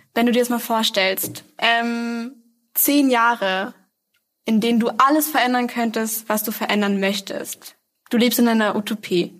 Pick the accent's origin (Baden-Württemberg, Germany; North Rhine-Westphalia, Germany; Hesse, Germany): North Rhine-Westphalia, Germany; Essen; ich bin im Essener Süden aufgewachsen